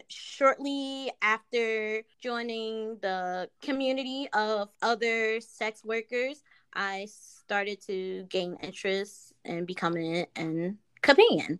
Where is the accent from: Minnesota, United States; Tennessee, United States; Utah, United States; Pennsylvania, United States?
Pennsylvania, United States; Philadelphia; I was born and raised in Philadelphia